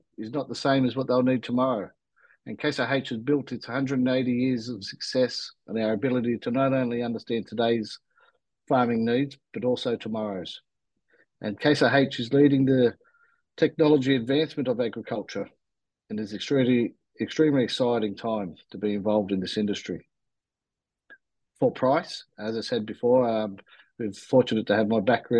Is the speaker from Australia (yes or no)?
yes; Australia; I was actually born in Australia.